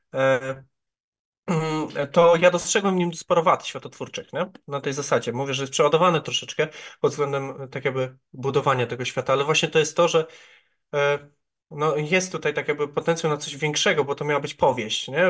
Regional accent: Ujście, Greater Poland, Poland; also born or lived in Poznań; w Ujściu, czyli w mojej rodzinnej miejscowości

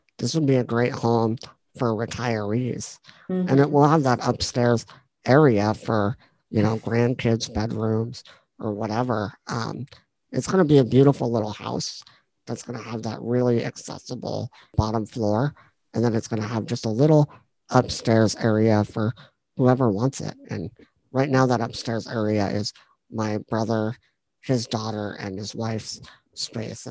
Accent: Pleasantville, Iowa, United States; I bought a house in my hometown

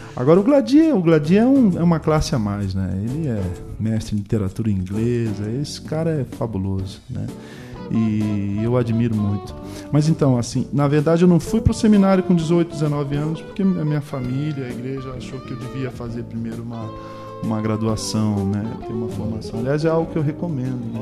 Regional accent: Rio de Janeiro, Brazil; eu sou do Rio de Janeiro, sou, sou da cidade do Rio de Janeiro, sou carioca mesmo

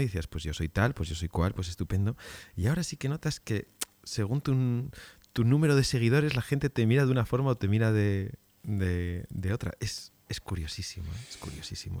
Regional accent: Spain; como españoles que somos

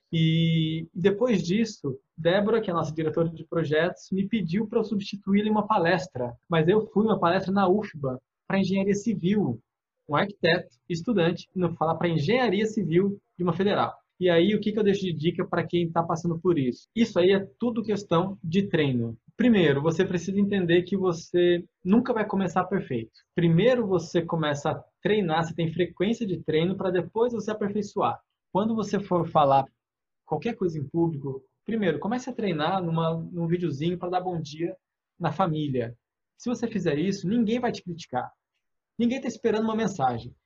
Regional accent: interior of São Paulo, Brazil; accent: São Paulo interior R; now in Bahia, Brazil; Eu sou do interior de São Paulo, então se você perceber meu R de vez em quando, vai ser um porta

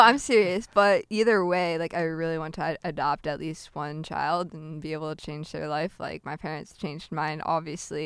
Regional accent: Peoria, Illinois, United States; also born or lived in Novosibirsk, Russia / Wisconsin; I'm from the Peoria, Illinois area

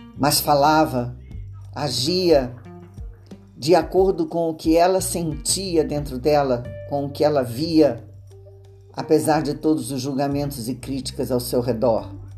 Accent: Brazil

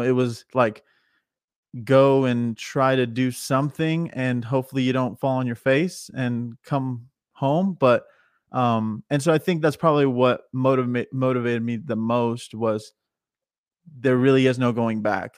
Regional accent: Missouri, United States; moved away as an adult; now in Nashville, United States; I'm from Missouri

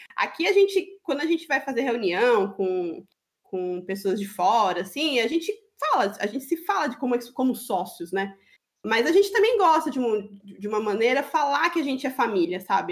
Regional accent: Greater São Paulo, Brazil; moved away as an adult; now in Florianópolis, Brazil; Somos paulistas do interior, é da Grande São Paulo

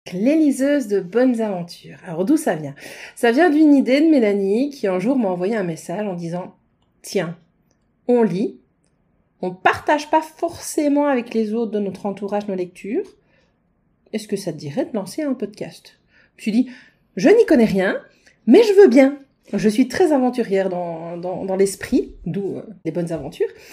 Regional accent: Liège, Wallonia, Belgium; Nous venons toutes les deux de Liège

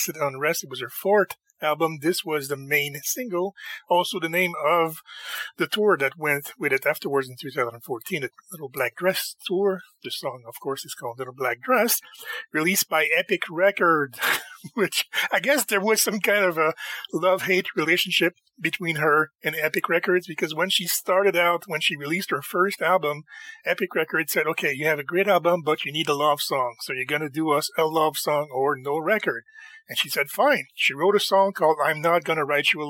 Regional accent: Montreal, Quebec, Canada; in my hometown, in Montreal

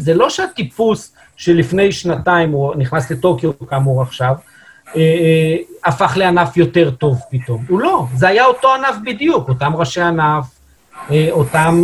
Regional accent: Israel; אנחנו כישראלים

